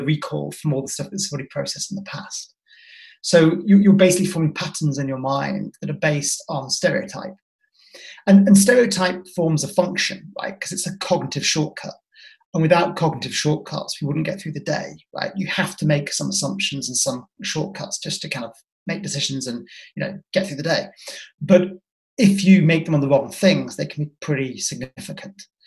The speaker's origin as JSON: {"language": "English", "region": "Yorkshire and the Humber", "country": "United Kingdom", "said": "where are you from? And I said, Yorkshire."}